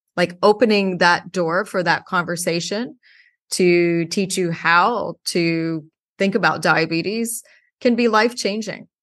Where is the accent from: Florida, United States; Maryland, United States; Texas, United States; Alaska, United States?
Texas, United States; Houston; moved away; I grew up in Houston, Texas.